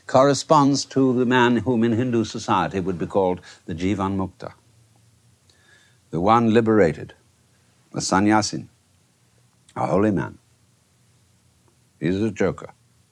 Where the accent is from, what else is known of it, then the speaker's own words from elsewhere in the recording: England, United Kingdom; moved away; I, being an Englishman by origin, I have been brought up to preserve fairly good manners